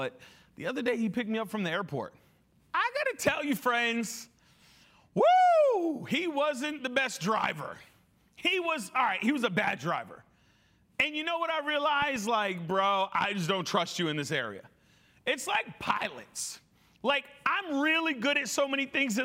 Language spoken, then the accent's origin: English; New England, United States; moved away; I come from New England. I was born and raised there